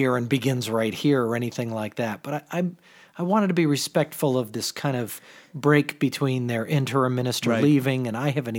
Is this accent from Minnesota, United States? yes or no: no; Mystic, Connecticut, United States; I remember growing up in Mystic, which is not far from Rhode Island.